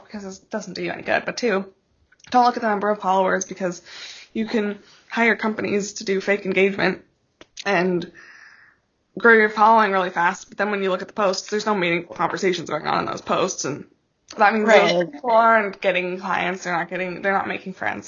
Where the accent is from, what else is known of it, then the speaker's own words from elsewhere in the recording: Alaska, United States; My husband and I grew up in Alaska